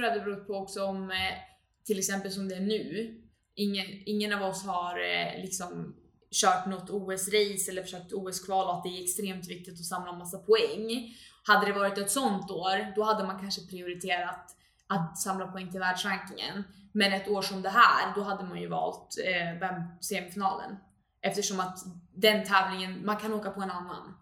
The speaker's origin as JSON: {"language": "Swedish", "town": "Uppsala", "region": "Uppsala County", "country": "Sweden", "tie": "born or raised there", "said": "jag är uppvuxen här i Uppsala"}